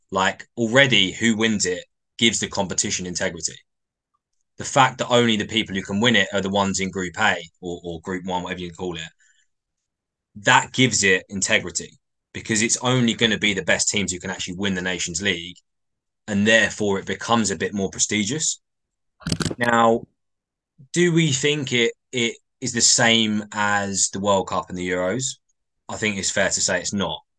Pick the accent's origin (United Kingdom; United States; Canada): United Kingdom; England; I think as English England fans, you know, we, we can't be picky.